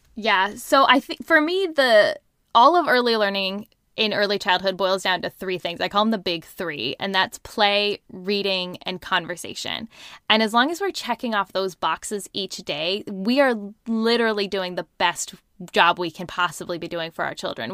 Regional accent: Seattle, Washington, United States; I'm in, um, outside Seattle. That's where I was born and raised. I've lived here my whole life.

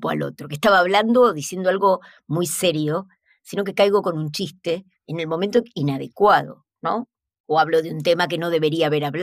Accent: Argentina; Hola, ¿qué tal? Yo soy de Argentina.

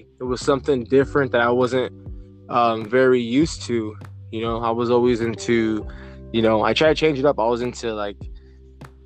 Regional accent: Othello, Washington, United States; I'm from Little Mex

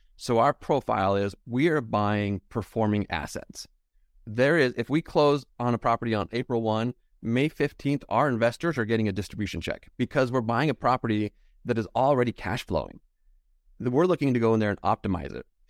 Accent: Utah, United States; I'm from Utah

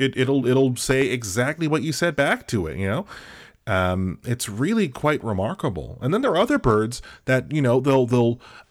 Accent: Australia; I forgot to tell you, I grew up in Australia.

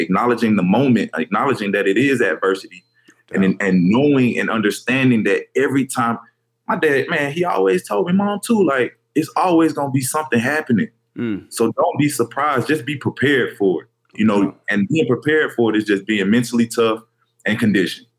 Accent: Fairburn, Georgia, United States; I'm from Fairburn, Georgia, a little small, right outside Atlanta

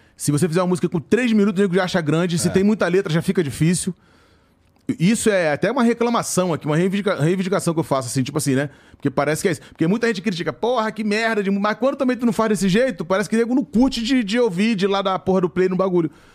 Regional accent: Rio de Janeiro, Brazil; Eu faço show lá na minha área, onde eu nasci. Onde eu me criei, né? Porque eu nasci na Nova Holanda. Aí eu saí da Nova Holanda com 7 anos de idade. Aí meu pai ganhou uma casa, que lá na Nova Holanda era barraco. Aí meu pai ganhou uma casa na Vila do Pinheiro.

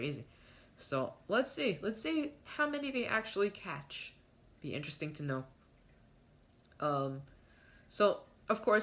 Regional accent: New York City, New York, United States; me being a New Yorker

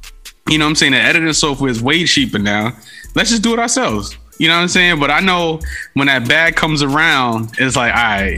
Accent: New York City, New York, United States; I'm from the Bronx. The Bronx is a lot like Vallejo.

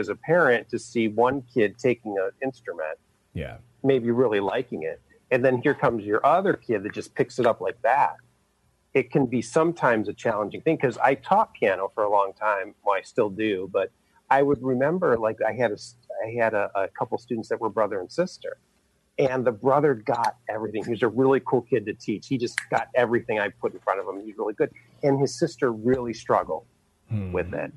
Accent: Cleveland, Ohio, United States; now in California, United States; I'm from the east side of Cleveland is where I grew up. I live in California now, but I'm from Ohio.

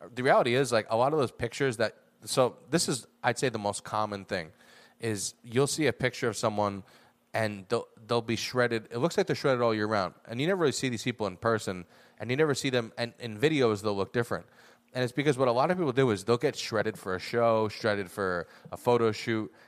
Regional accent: United States; I'm an American

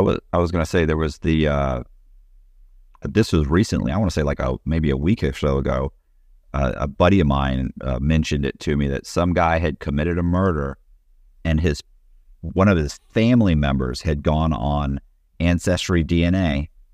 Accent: Tampa, Florida, United States; I'm from Tampa

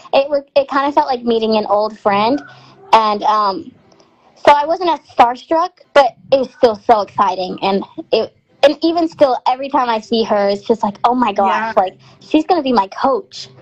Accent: Texarkana, United States; Where I'm from, my hometown, it's a big Texas and Arkansas rivalry because we're in, there's Texarkana is um, Texarkana, Texas, and there's a Texarkana, Arkansas

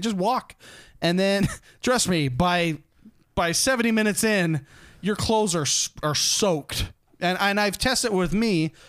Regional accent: Utah, United States; I grew up in Utah

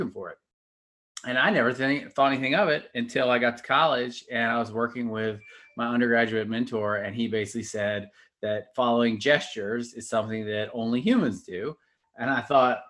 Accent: Atlanta, Georgia, United States; I grew up in Atlanta

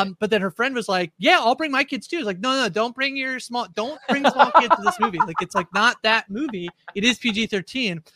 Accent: Canada; I'm a Canadian as well

